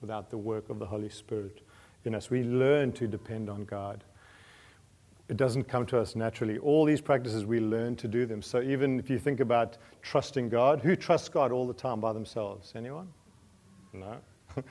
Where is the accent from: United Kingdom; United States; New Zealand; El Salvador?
New Zealand; I'm a Kiwi